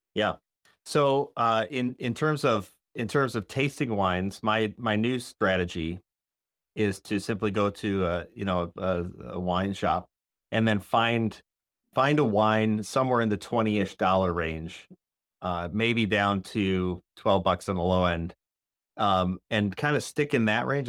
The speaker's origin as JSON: {"language": "English", "town": "Rockford", "region": "Illinois", "country": "United States", "said": "I'm from Rockford"}